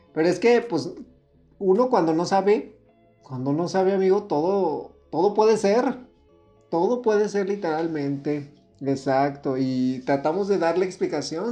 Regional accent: Mexico; nosotros somos mexicanos

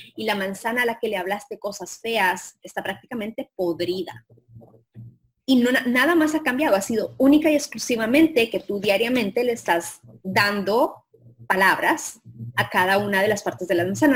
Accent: Colombia; moved away; Colombia, de donde yo soy

